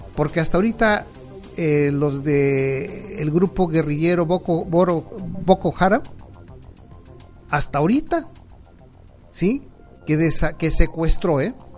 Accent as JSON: {"language": "Spanish", "country": "Mexico", "lives_now": "Cancún, Mexico", "said": "somos mexicanos"}